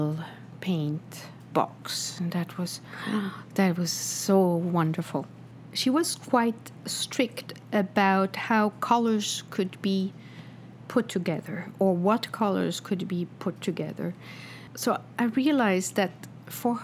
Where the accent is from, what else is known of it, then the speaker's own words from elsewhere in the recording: Switzerland; now in New York, United States; I grew up in Switzerland, where you go home from school, you go home and have lunch at home